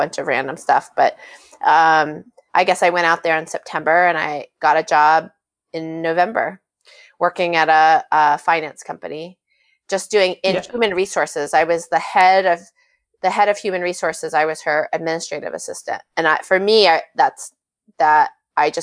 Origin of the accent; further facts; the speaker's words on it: Maine, United States; accent: Maine accent; moved away as an adult; also born or lived in San Francisco / New York; my Maine roots